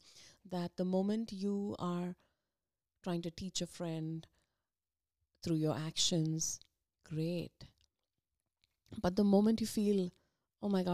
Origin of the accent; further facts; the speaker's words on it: India; moved away as an adult; now in United States; we came from India